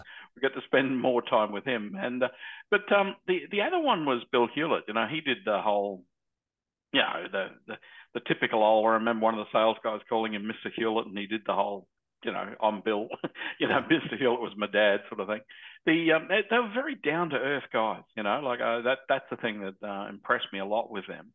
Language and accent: English; Australia; being an Australian